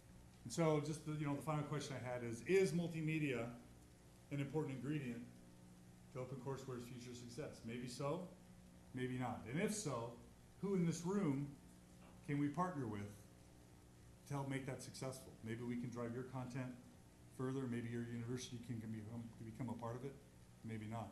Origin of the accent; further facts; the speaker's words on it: Texas, United States; I'm from Texas